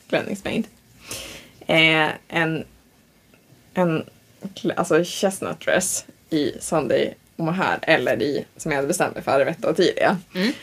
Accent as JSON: {"language": "Swedish", "town": "Tavelsjö", "region": "Västerbotten County", "country": "Sweden", "said": "jag är ju typ från Taversjö"}